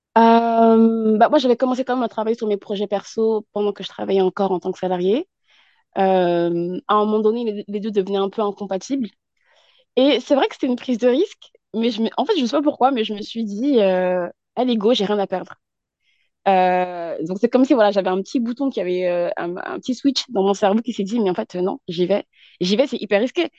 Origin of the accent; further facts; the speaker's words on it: France; also born or lived in Yvelines; je suis basée en France et je suis née en France, issue de la communauté, en tout cas malienne, euh, et j'habite dans les Yvelines